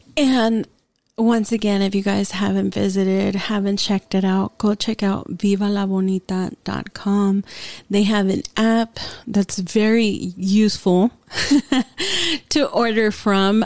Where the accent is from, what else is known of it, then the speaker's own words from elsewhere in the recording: San Diego, California, United States; first language Spanish; English is a second language; when we moved from South San Diego to East County. I was in fourth grade